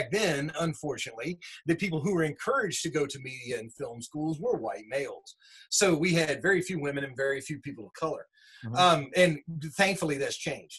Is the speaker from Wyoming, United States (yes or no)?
no; Winston-Salem, North Carolina, United States; also born or lived in Newport News, Virginia / Rural Hall, North Carolina; Where I'm from actually is Winston. And I wasn't born here. I was born in Newport News, Virginia.